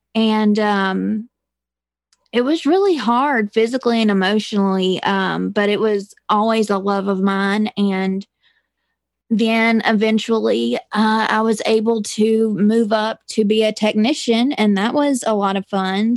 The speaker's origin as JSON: {"language": "English", "region": "Mississippi", "country": "United States", "said": "I am from a little bitty town in Mississippi"}